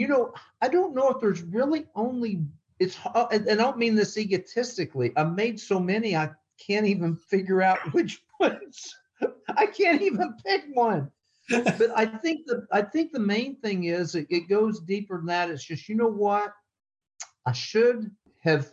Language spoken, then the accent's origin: English; Texas, United States; moved away as an adult; now in Iowa, United States; I'm still a Texan through and through